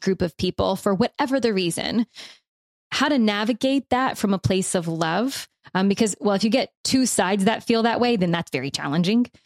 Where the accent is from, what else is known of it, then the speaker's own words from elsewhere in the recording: the South, United States; I'm from the South, so I give myself and other people from the South permission for y'all